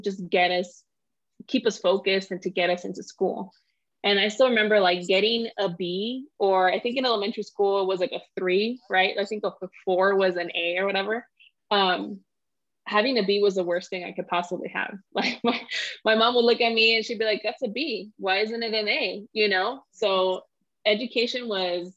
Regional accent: Los Angeles, California, United States; I grew up in South LA and that's where we lived

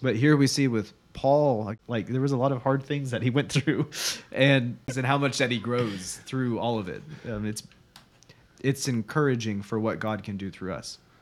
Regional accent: United States; as American Christians

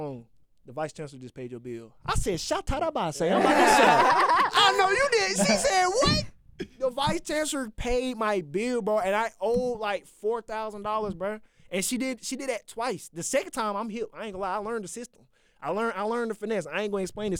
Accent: Augusta, Georgia, United States; I'm from Augusta

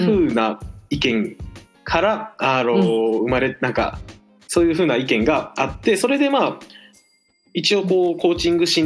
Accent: Hiroshima, Japan; moved away as an adult; now in Kyoto, Japan; 出身はですね、あの、うん、広島でえっと十八年間広島に住んで大学入学の折に京都にやってきた感じです。

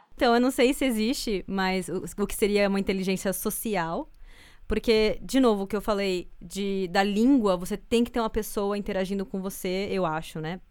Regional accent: Brazil; moved away as an adult; now in Canada; sou brasileira

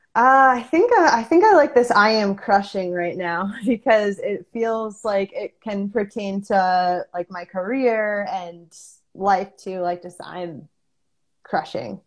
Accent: Connecticut, United States; I grew up in Connecticut

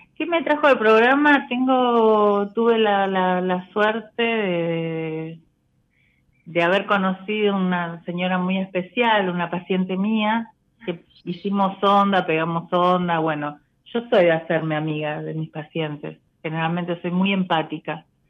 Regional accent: Buenos Aires, Argentina; Yo soy de Cava, soy de Parque Avellaneda.

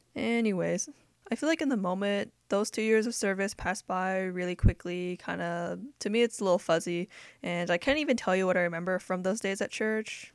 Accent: United States; I grew up in America and I'm accustomed to American culture because we're in America

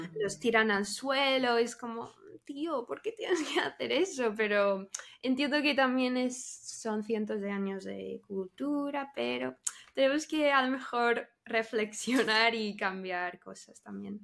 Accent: Texas, United States; Spanish is a second language; moved away as an adult; now in Spain; soy de Texas, de Estados Unidos, y llevo cinco años viviendo en España

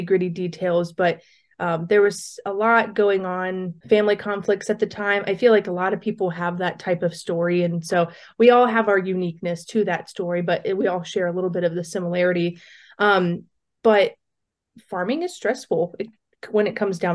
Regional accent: Southwest Ohio, United States; I am originally from Southwest Ohio, and I grew up on a very diverse farm operation

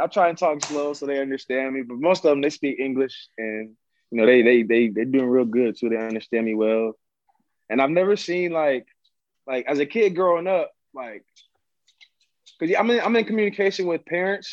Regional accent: Columbus, Ohio, United States; also born or lived in Westerville, Ohio; now in Montreal, Canada; I grew up in Columbus, Ohio, and then I ended up moving to Westerville probably like my junior year in high school

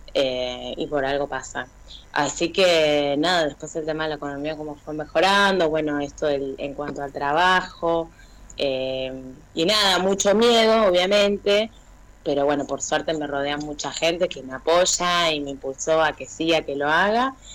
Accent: Burzaco, Buenos Aires Province, Argentina; trabajo en la escuela especial de acá de sordos de Bursaco, soy de zona

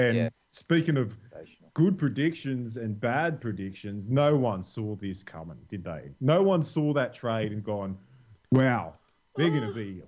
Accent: Australia; as an Australian

